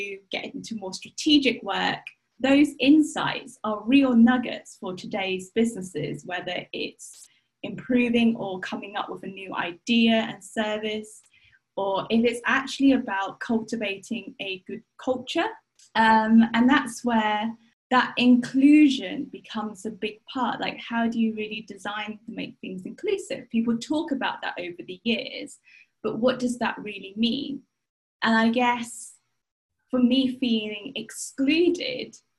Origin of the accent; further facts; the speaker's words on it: the Cotswolds, South West England, United Kingdom; now in London, United Kingdom; I was born in the Cotswolds. I'm currently living in London